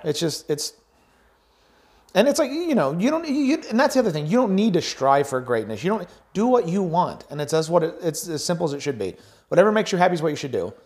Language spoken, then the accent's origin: English; United States